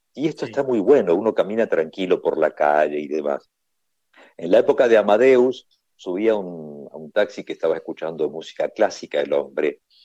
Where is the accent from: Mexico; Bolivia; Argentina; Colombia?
Argentina; ¿tú eres argentino? Y le digo, sí